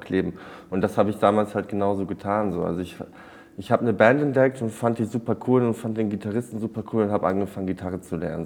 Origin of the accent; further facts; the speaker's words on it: East Frisia, Lower Saxony, Germany; ich bin auf dem Bauernhof in Ostfriesland groß geworden